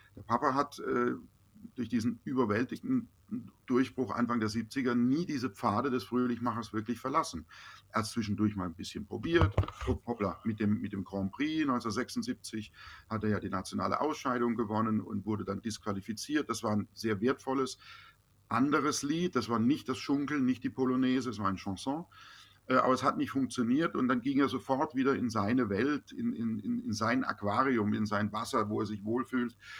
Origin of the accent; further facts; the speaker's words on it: Baden-Baden, Baden-Württemberg, Germany; also born or lived in Los Angeles; die Basis bleibt im Herzen da, wo ich geboren bin, wo meine Freunde sind